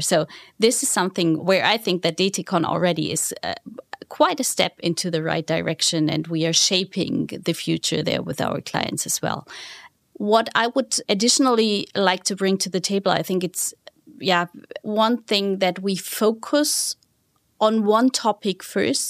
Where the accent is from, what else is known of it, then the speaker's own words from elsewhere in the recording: Southern Germany, Germany; moved away; it all started back in the southern part of Germany, to be honest with you. It was a smaller town in the southern part of Germany.